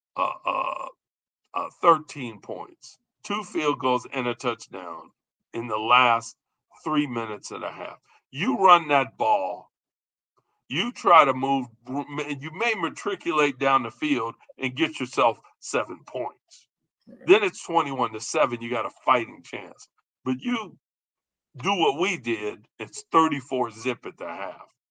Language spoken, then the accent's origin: English; Chicago, Illinois, United States; We're from Chicago.